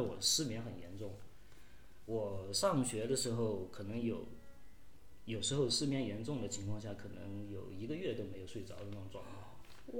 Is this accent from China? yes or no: yes; Guangxi, China; moved away as an adult; also born or lived in Shanghai; now in Dali, China; 我老家、广西